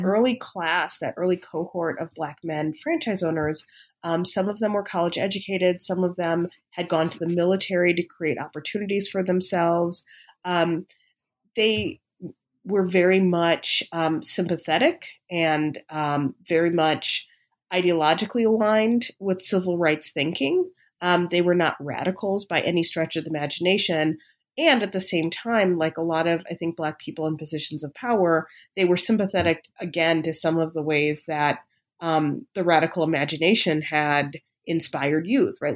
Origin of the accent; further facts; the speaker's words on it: Chicago, Illinois, United States; moved away; when I was a high school student in Chicago